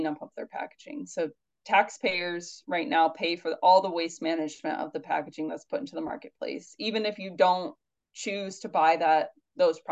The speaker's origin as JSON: {"language": "English", "region": "Indiana", "country": "United States", "tie": "born or raised there", "moved": "yes", "lives_now": "New York, United States", "said": "I'm from Indiana, but I live in New York now"}